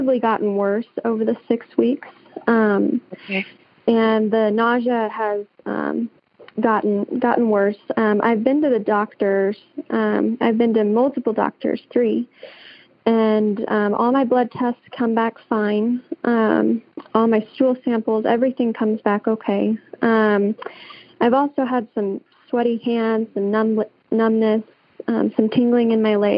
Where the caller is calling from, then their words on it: Scottsbluff, Nebraska, United States; I'm calling from Nebraska, Scotts Bluff, Nebraska.